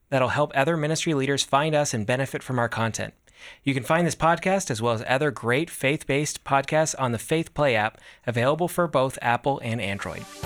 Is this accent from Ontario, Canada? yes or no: yes; Toronto, Ontario, Canada; I'm from Toronto, Oh, Canada.